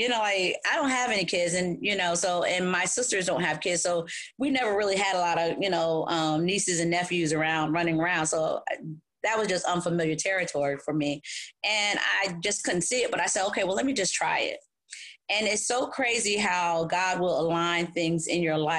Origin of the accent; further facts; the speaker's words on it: New Haven, Connecticut, United States; I'm from New Haven, Connecticut, born and raised